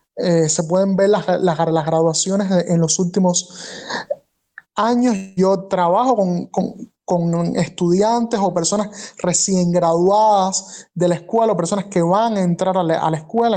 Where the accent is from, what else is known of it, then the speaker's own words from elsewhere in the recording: Cuba; moved away as an adult; Yo salí de Cuba